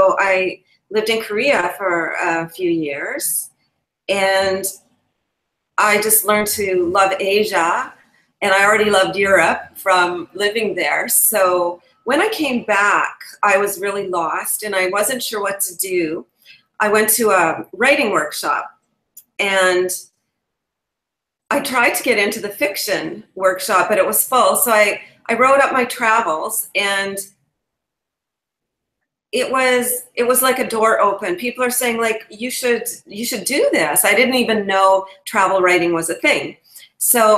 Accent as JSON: {"language": "English", "country": "Canada", "also_born_or_lived": "England", "said": "I'm a Canadian travel blogger"}